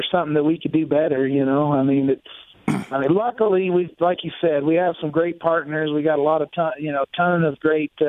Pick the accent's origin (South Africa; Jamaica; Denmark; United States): United States; Oklahoma; I grew up in Oklahoma, so I love all the Okie boys